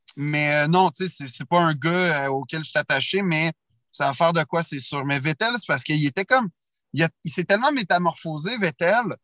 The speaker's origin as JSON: {"language": "French", "region": "Quebec", "country": "Canada", "said": "je suis Canadien puis et ben Québécois"}